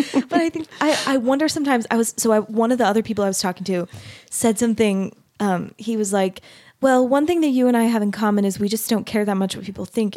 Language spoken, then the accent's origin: English; Mesa, Arizona, United States; now in Utah, United States; I grew up in Mesa, Arizona